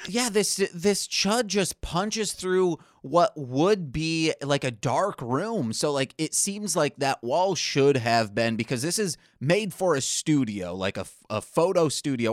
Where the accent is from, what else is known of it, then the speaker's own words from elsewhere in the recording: Michigan, United States; born and raised in Michigan